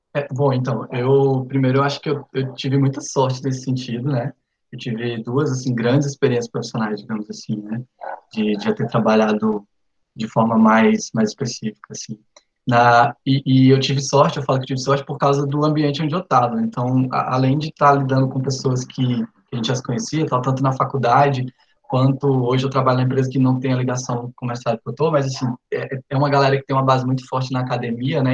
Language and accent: Portuguese; Araguatins, Tocantins, Brazil; also born or lived in Recife; Sou tocantinense do Bico do Papagaio, no interior do estado, em Araguatins